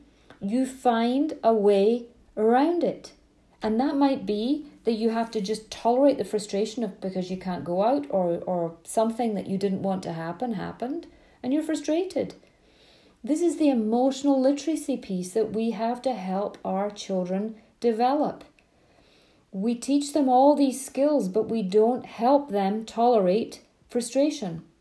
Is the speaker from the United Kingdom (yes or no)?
yes; Scotland, United Kingdom; I grew up in Scotland, long summer evenings